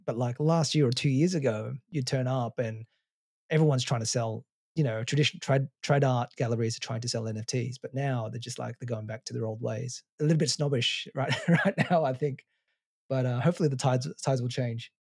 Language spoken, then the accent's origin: English; Melbourne, Victoria, Australia; I grew up in Australia, in Melbourne.